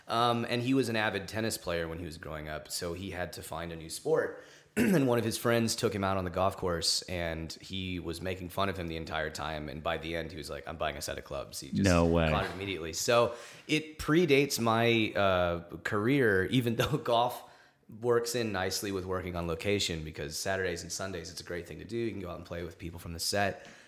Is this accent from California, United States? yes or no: yes; Los Angeles, California, United States; Los Angeles. I was born here.